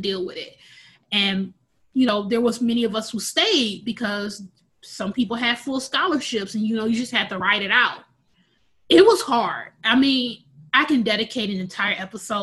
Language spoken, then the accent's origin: English; Milwaukee, Wisconsin, United States; I was born and raised in Milwaukee, Wisconsin